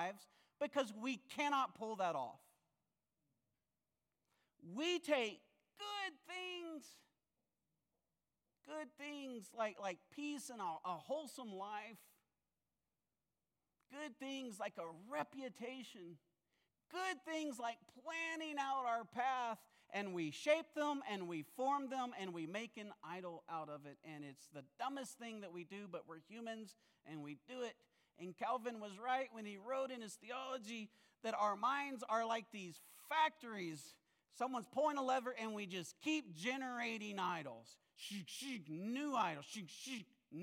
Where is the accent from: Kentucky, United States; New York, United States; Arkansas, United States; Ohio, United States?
Arkansas, United States; Ouachita Mountains, central; I grew up in the Ouachita Mountains, central Arkansas